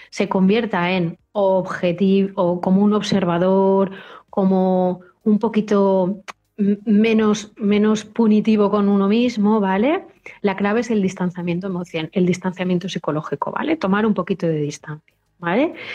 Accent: Spain; Nosotros somos una sociedad española

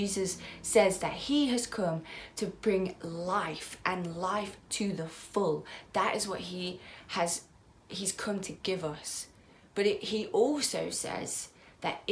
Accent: United Kingdom; As British people

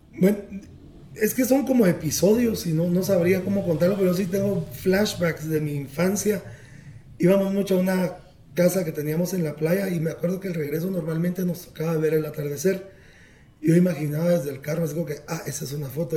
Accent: Quetzaltenango, Guatemala; naciendo en una, una ciudad ahora eh, en el altiplano guatemalteco con un 85% de, de, población indígena

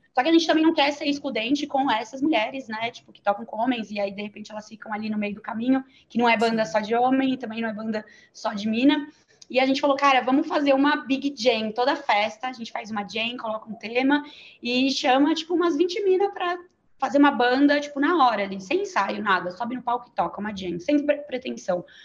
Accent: São Bernardo do Campo, São Paulo, Brazil; Eu nasci, na, nasci em São Bernardo

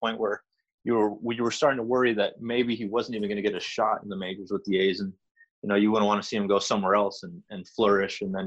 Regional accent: San Jose, California, United States; also born or lived in Tracy, California; I grew up actually in San Jose

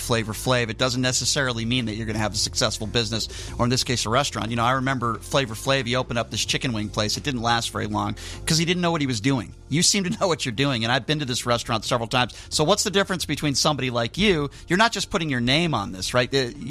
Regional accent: Connecticut, United States; also born or lived in New York; now in Las Vegas, United States; I come from Connecticut. I spent a lot of time in New York.

